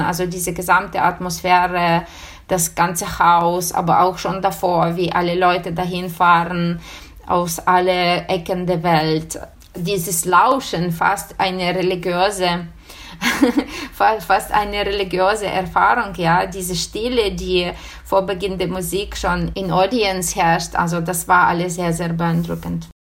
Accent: Ukraine; German is a second language; moved away as an adult; also born or lived in Bologna, Italy; unsere Ukraine, meine Heimat

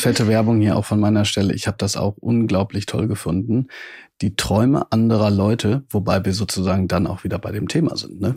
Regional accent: Ruhr area, North Rhine-Westphalia, Germany; Ich komme aus dem Ruhrgebiet

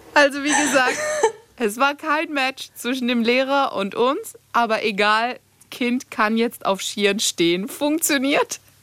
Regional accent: Greece; ich bin äh, am Meer aufgewachsen als Griechin

